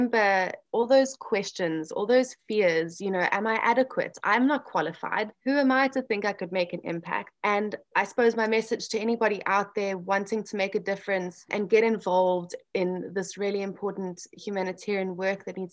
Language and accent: English; South Africa; now in Orlando, United States; being South African